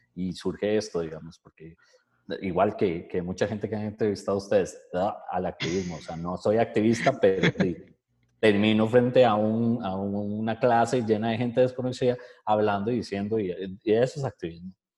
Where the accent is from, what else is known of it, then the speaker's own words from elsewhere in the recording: Costa Rica; nosotros como ticos